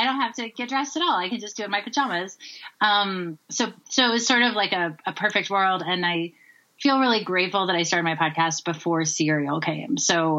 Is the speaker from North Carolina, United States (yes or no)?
yes; North Carolina, United States; moved away as an adult; also born or lived in Tennessee / San Francisco Bay Area; now in Colorado, United States; So I'm originally from the South. I grew up in North and South Carolina and Tennessee.